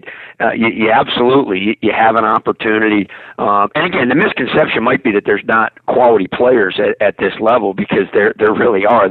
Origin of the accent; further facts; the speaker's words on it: Rochester, New York, United States; I grew up in Rochester, New York, upstate